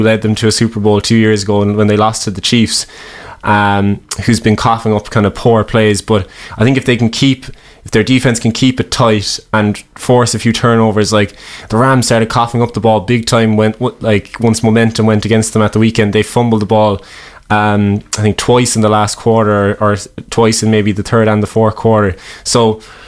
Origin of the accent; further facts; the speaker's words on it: Cork, Munster, Ireland; we're from Cork